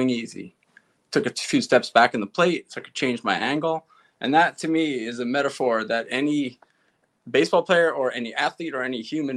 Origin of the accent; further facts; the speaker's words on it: East Meadow, New York, United States; I grew up in East Meadow, which bumps up against Uniondale, which is where the Nassau Coliseum is.